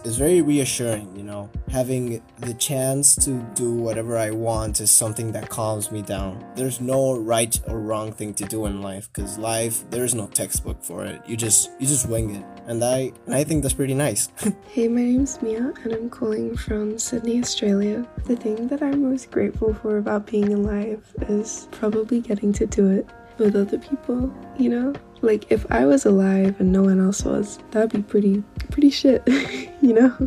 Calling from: Buenos Aires, Argentina; I'm calling from Buenos Aires, Argentina

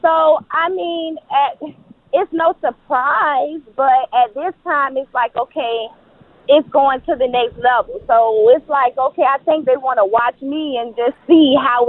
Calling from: Florida, United States; I'm calling you from the Florida area.

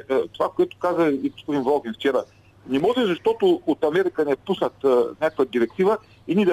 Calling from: Ruse, Ruse Province, Bulgaria; от Русе.

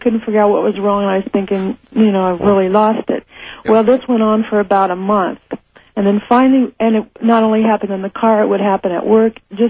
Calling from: Los Angeles, California, United States; I'm from Los Angeles.

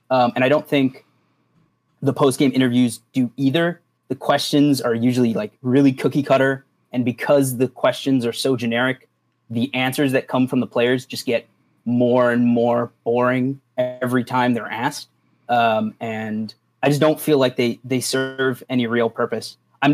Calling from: Chicago, Illinois, United States

